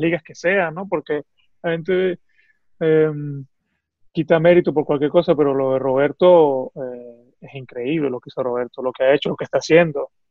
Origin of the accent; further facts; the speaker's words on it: Venezuela; now in Italy; lo que somos como venezolanos